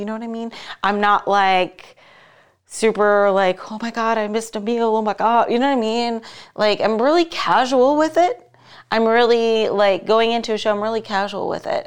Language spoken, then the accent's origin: English; Las Vegas, Nevada, United States; here in my hometown, Las Vegas